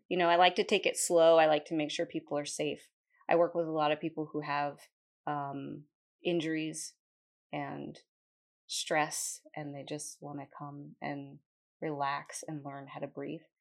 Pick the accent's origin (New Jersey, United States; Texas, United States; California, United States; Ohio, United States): New Jersey, United States; moved away as an adult; also born or lived in Concord, North Carolina / Denver, North Carolina; now in Kannapolis, United States; I am originally from New Jersey